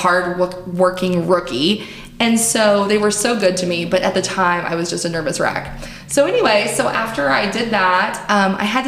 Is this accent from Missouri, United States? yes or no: yes; Springfield, Missouri, United States; also born or lived in Greenville, Mississippi; I grew up in Springfield, Missouri, and I was an athlete.